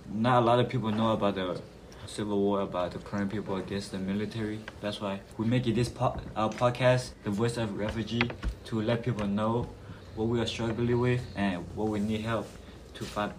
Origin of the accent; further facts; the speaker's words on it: Thailand; now in United States; I'm 70 years old. I was born in Thailand, and I've been in the United States almost 10 years.